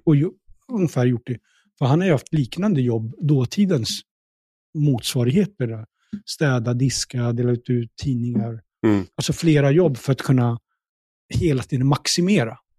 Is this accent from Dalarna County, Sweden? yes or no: no; Stockholm, Stockholm County, Sweden; also born or lived in Pakistan; jag är uppvuxen i Tensta